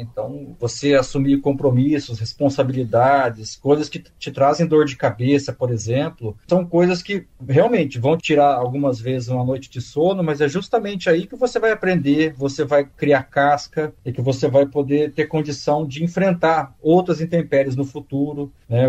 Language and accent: Portuguese; Bauru, São Paulo, Brazil; moved away as an adult; now in Ribeirão Preto, Brazil; na cidade de Bauru, que é onde eu nasci